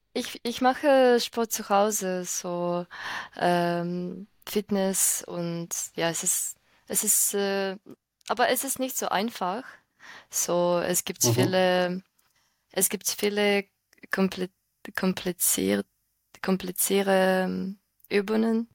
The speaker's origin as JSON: {"language": "German", "country": "Ukraine", "second_language": "German", "said": "ich komme aus der Ukraine und ich bin 22 Jahre alt. Ich wohne jetzt in der Ukraine mit meiner Schwester"}